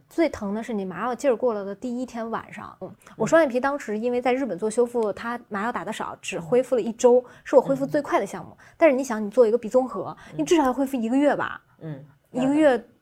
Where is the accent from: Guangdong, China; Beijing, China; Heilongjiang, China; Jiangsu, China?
Jiangsu, China; Xuzhou; moved away; 我老家在徐州嘛